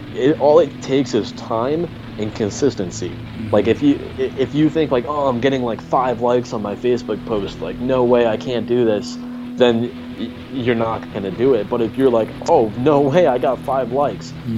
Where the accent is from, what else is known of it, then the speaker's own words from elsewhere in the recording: Connecticut, United States; originally I'm from Connecticut